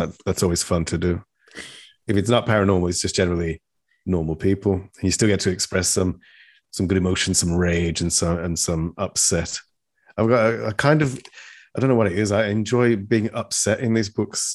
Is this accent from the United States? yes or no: no; England, United Kingdom; accent: British; an English person